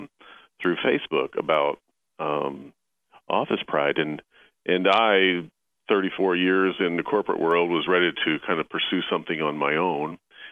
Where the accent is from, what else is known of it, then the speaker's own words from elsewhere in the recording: Terre Haute, Indiana, United States; So we grew up together in Terre Haute, Indiana